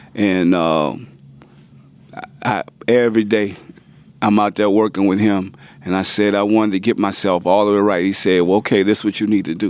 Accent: New Orleans, Louisiana, United States; also born or lived in Richmond / Houston; we come from New Orleans, like the hurricane town

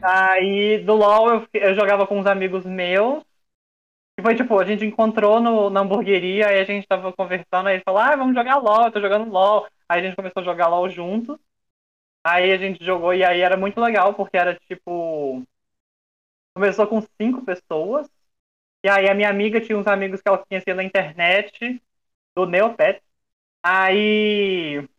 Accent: Belo Horizonte, Minas Gerais, Brazil; eu tenho 27 anos, eu sou de BH

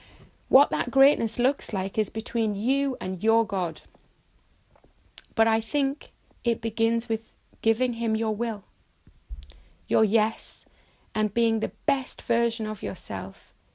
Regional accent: Saudi Arabia; also born or lived in Bahrain; I had the honour and the privilege of growing up in Saudi Arabia and Bahrain, both Muslim states.

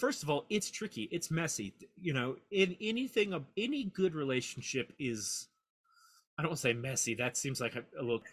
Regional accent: Mississippi, United States; also born or lived in Memphis, Tennessee; I was born in Memphis, Tennessee. I grew up in Mississippi

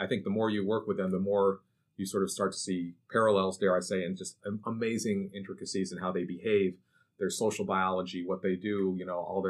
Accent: Syracuse, New York, United States; moved away as an adult; also born or lived in Georgia / Australia; So I grew up in Syracuse, New York, originally

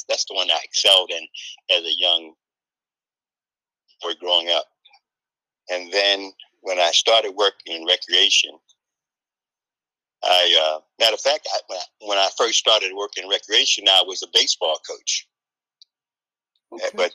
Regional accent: Baltimore, Maryland, United States; growing up in Cherry Hill, I used to go to the rec center

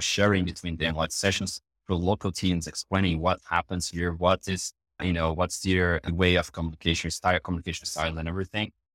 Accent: Brazil; English is a second language

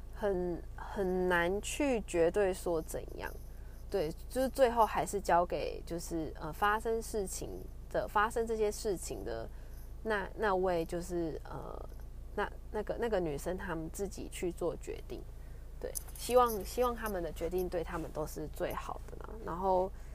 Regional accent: Kaohsiung, Taiwan; moved away; 我是高雄人

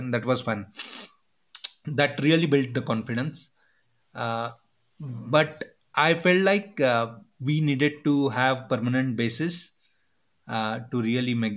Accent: India; I felt like being an Indian was a superpower

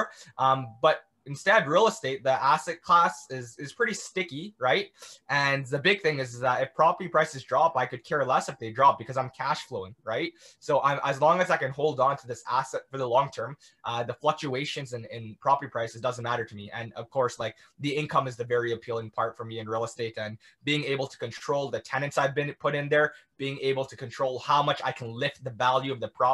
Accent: Toronto, Ontario, Canada; I'm from Toronto, Ontario

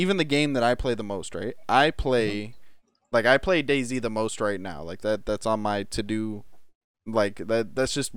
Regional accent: Michigan, United States; I grew up in Michigan

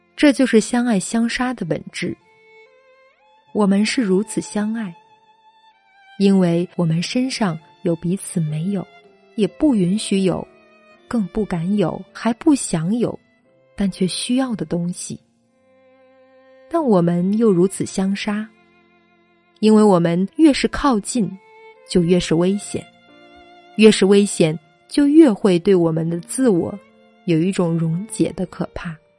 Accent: China; 我们中国人

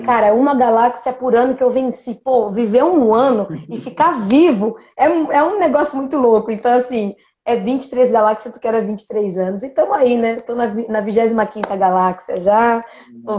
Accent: interior of São Paulo, Brazil; Eu sou do interior de São Paulo, as pessoas da minha cidade, elas tem um pouco disso

